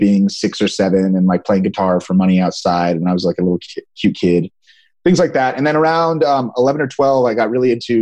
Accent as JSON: {"language": "English", "area": "a suburb of Sacramento", "region": "California", "country": "United States", "tie": "born or raised there", "said": "I grew up in California. It's a little lower middle class town, a suburb of Sacramento"}